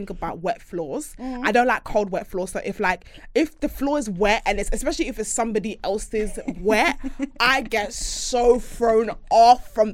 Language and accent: English; Jamaica; I'm a Caribbean, I'm a Jamaican girl